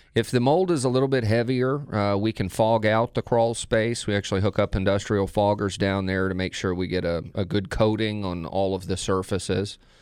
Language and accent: English; Texas, United States; moved away as an adult; Craig and I are both from the same area in Texas